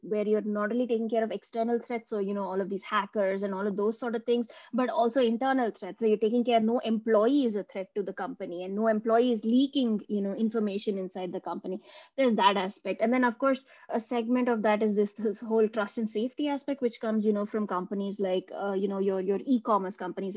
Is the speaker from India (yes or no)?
yes; India; now in Munich, Germany; I come from India and now I live in Munich in Germany.